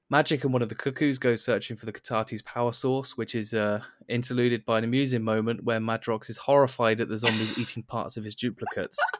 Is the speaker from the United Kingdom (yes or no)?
yes; United Kingdom; being a British person